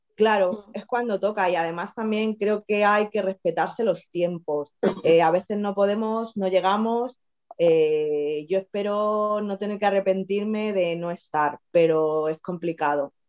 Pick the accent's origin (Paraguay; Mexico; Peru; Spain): Spain; Madrid, Community of Madrid; moved away as an adult; also born or lived in Extremadura; now in Tenerife, Spain; estuve en Madrid, viví, soy de Madrid, me fui a Extremadura y acabé en Tenerife.